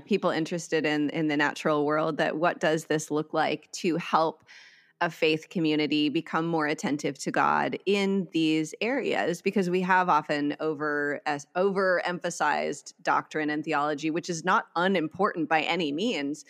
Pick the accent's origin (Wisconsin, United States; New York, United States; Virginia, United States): Wisconsin, United States; Eagle River; now in California, United States; I grew up in Wisconsin in a town called Eagle River